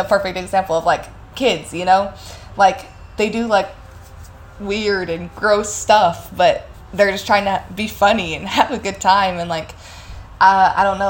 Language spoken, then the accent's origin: English; Evansville, Indiana, United States; moved away as an adult; Evansville is nice, and, you know, like, I'm not gonna, like, super hate on my hometown